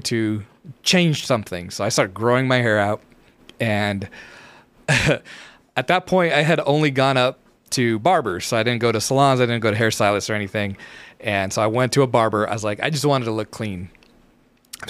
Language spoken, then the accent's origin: English; United States; I'm American